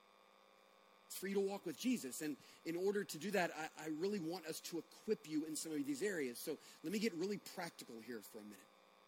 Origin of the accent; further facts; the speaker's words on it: United States; also born or lived in Bogart, Georgia; we're American Christians in Bogart, Georgia